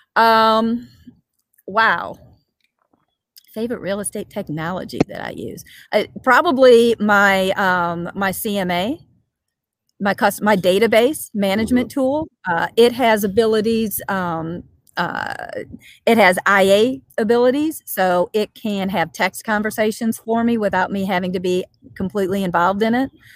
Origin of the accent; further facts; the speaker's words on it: Chicago, Illinois, United States; moved away as an adult; now in St. Louis, United States; I'm a Chicago native. I've lived in the St. Louis area for 30 plus years, but you know, like most Chicagoans, I'm still a Chicagoan.